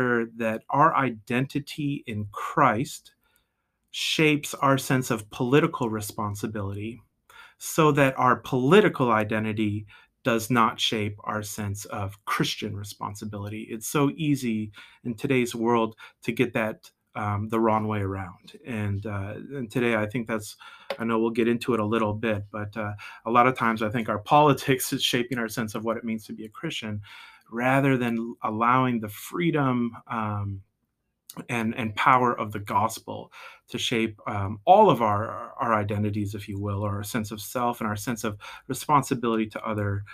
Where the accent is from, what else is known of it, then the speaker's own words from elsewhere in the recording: Midwest, United States; moved away as an adult; also born or lived in Washington, D.C.; now in Maryland, United States; I grew up in the Midwest in a Nazarene family